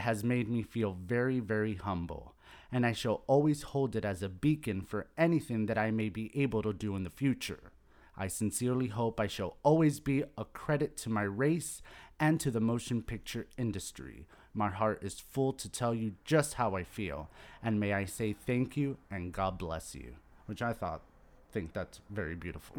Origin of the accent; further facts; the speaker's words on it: Miami, Florida, United States; growing up in Miami